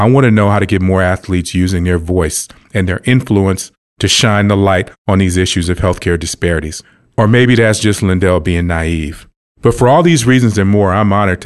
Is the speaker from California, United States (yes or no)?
yes; Los Angeles, California, United States; I'm an L.A. kid